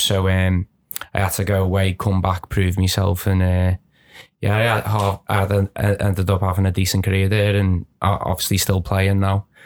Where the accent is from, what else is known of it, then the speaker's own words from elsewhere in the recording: Birkenhead, North West England, United Kingdom; where I grew up on the Wood Church